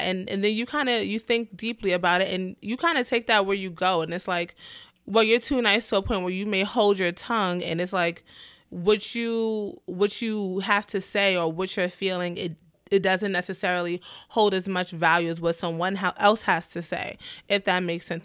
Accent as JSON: {"language": "English", "town": "New York City", "region": "New York", "country": "United States", "said": "I'm from the Bronx"}